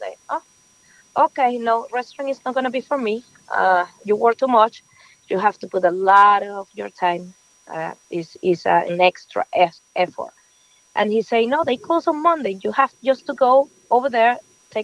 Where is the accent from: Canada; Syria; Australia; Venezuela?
Venezuela; English is a second language; moved away as an adult; now in New York, United States; I'm just from Venezuela. Yes, I born and raised over there. I just moved to New York like 7 years ago